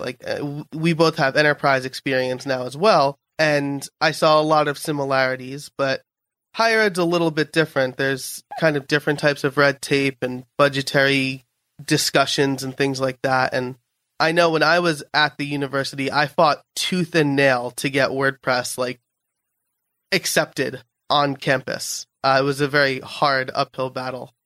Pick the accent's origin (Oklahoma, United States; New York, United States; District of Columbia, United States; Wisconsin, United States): New York, United States; I'm a New Yorker